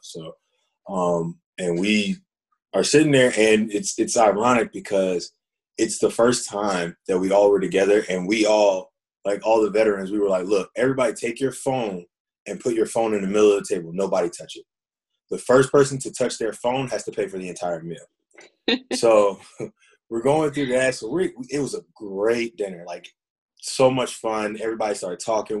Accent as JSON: {"language": "English", "town": "Fayetteville", "region": "North Carolina", "country": "United States", "tie": "born or raised there", "said": "growing up, I'm from Fayetteville, North Carolina, and, and growing up in Fayetteville"}